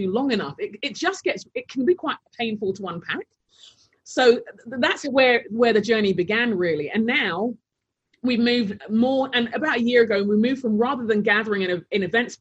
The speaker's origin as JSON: {"language": "English", "region": "London", "country": "United Kingdom", "tie": "born or raised there", "also_born_or_lived": "Taunton", "moved": "as an adult", "lives_now": "Minneapolis, United States", "said": "I grew up in London, mainly, South London, and I was born to Nigerian parents"}